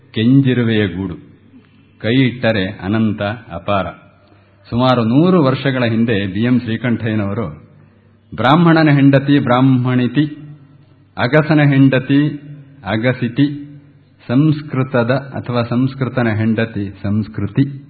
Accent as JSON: {"language": "Kannada", "town": "Kateel", "region": "Karnataka", "country": "India", "said": "ನಮ್ಮ ದಕ್ಷಿಣ ಕನ್ನಡ ನಾನು ಹೇಳ್ತೇನೆ ಕಟೀಲ್ನವನು"}